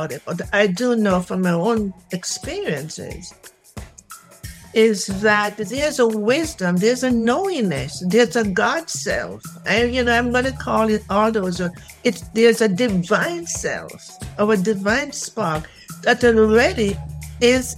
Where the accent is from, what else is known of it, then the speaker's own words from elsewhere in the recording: Jamaica; moved away; Jamaica. In Jamaica.